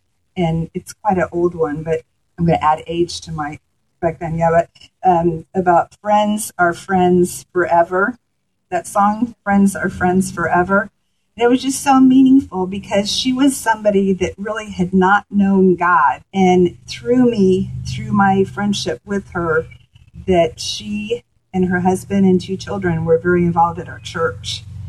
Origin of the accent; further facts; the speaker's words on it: United States; Most of the things there in the town, they mostly thought I was from Canada. So I was definitely not showing to be an American person.